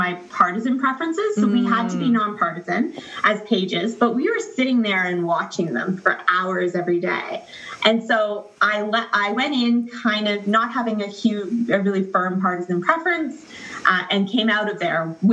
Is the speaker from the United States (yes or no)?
no; Ontario, Canada; I live in the province of Ontario. I grew up in Ontario.